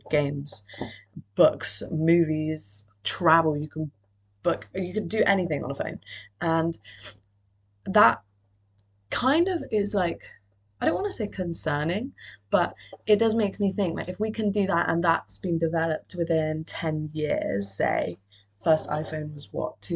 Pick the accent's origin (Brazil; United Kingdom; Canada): United Kingdom; Cardiff, Wales; I'm from Cardiff